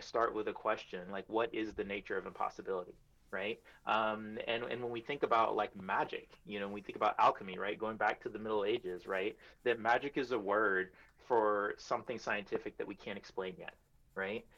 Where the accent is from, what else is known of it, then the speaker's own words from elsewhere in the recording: New York City, New York, United States; also born or lived in Iowa; I am a New Yorker through and through